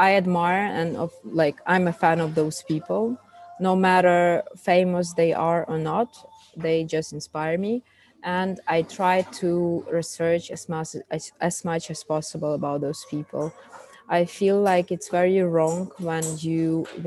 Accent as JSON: {"language": "English", "country": "Ukraine", "also_born_or_lived": "Switzerland", "accent": "Russian speaking accent", "second_language": "English", "lives_now": "Kyiv, Ukraine", "said": "I'm Ukrainian and I have this like Russian speaking accent"}